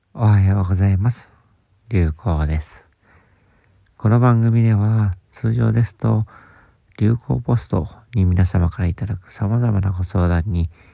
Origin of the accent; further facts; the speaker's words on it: Sapporo, Hokkaido, Japan; moved away; also born or lived in Tokyo; 僕は札幌出身